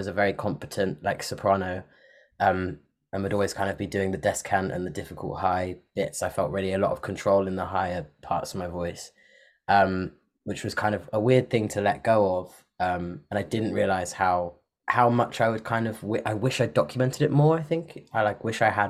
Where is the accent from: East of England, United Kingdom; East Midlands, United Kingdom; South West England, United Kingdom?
South West England, United Kingdom; Parkstone; also born or lived in Bristol; I grew up like different places on the South Coast, but I did most of my growing up in a little town called Parkstone, which is by like Poole and Bournemouth